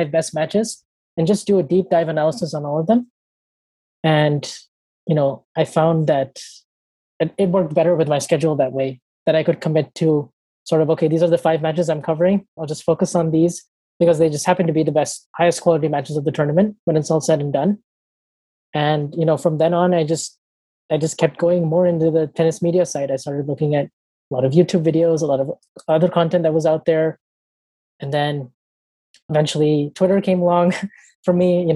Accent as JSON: {"language": "English", "town": "San Diego", "region": "California", "country": "United States", "tie": "born or raised there", "said": "I'm from San Diego. I basically lived here my whole life"}